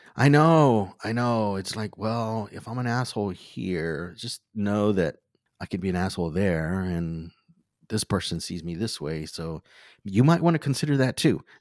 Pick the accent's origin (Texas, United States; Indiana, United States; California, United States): Texas, United States; Wharton; also born or lived in League City, Texas; I was born and raised in Wharton, Texas